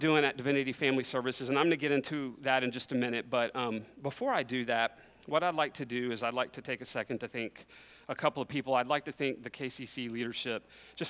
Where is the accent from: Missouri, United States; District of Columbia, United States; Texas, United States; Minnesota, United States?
Texas, United States; Kerrville; also born or lived in Medina, Texas; I was born here in Kerrville. I was raised here. I attended this church for many years until my family moved out to Medina, where I grew up out at Arms of Hope